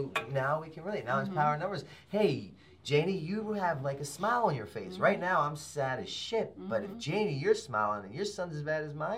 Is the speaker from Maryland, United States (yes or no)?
yes; Baltimore, Maryland, United States; I'm a skater from Baltimore City